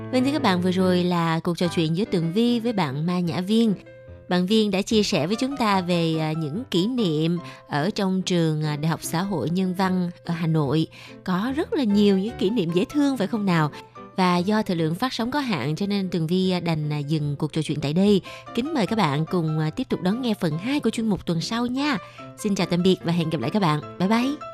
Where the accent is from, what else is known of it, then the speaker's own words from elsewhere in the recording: Southern Vietnam, Vietnam; accent: southern; chị là giọng ở Nạnh Phan ở miền Nam